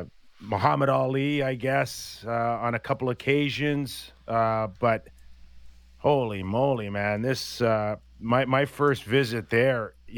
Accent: Canada; growing up in Canada

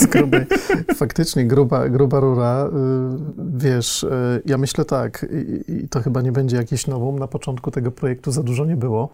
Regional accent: Lębork, Pomeranian Voivodeship, Poland; moved away as an adult; also born or lived in Tricity; ja pochodzę z niewielkiego stosunkowo miasteczka, z Lęborka na Pomorzu

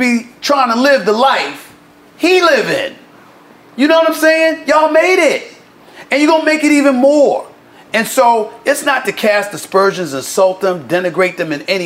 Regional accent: New York City, New York, United States; I got brothers that I grew up with in Queens, New York

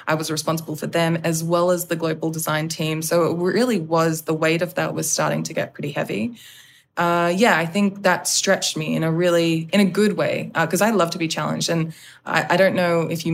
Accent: Australia; now in Los Angeles, United States; being in LA, being an Australian, leading a predominantly American team

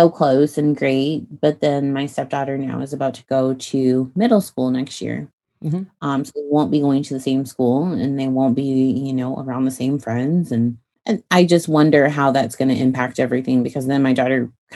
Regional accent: Illinois, United States; moved away as an adult; now in Texas, United States; I grew up in Illinois

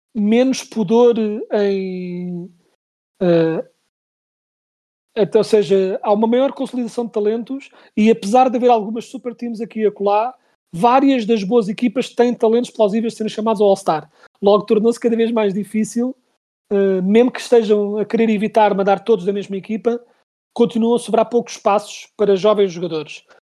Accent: Portugal; nós como portugueses

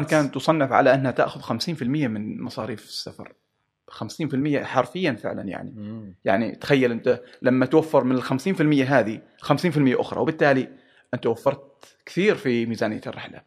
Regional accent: Oman

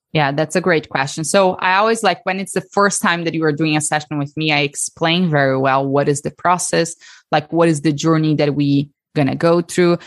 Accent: Brazil; accent: Brazilian; moved away as an adult; also born or lived in Texas, United States; now in United States; So the accent is from Brazil. So I'm from Brazil, born and raised there

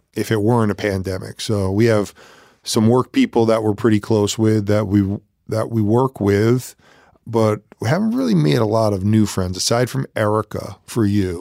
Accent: Connecticut, United States; also born or lived in New York; I moved to Connecticut from New York

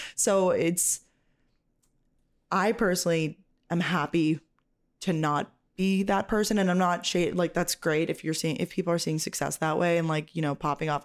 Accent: New York, United States; I'm from New York.

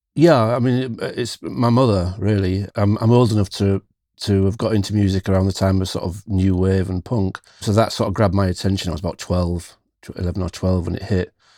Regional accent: near Hull, Yorkshire and the Humber, United Kingdom; In East Yorkshire, where I still live in the U K.

